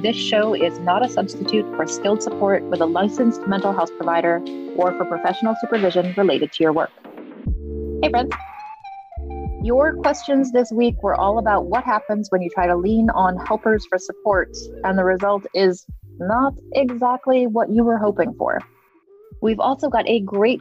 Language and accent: English; New England, United States; I grew up in New England as well